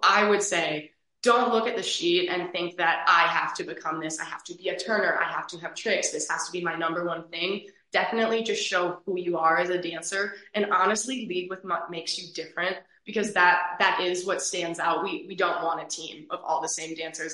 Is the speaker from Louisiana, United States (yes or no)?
no; Eagan, Minnesota, United States; I'm originally from Eagan, Minnesota. I now live on campus at the University of Minnesota